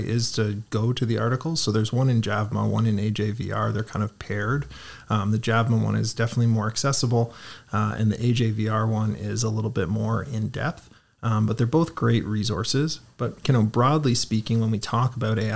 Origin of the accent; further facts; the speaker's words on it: Toronto, Ontario, Canada; now in Guelph, Canada; I was born and raised in Toronto